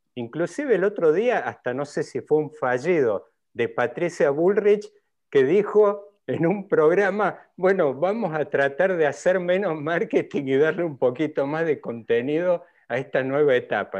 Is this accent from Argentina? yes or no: yes; Córdoba, Argentina; los que por ahí venimos de Córdoba